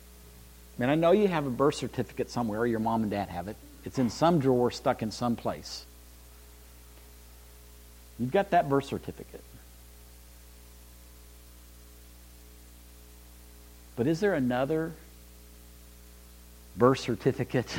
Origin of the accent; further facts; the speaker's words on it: Bakersfield, California, United States; I was born in Bakersfield, California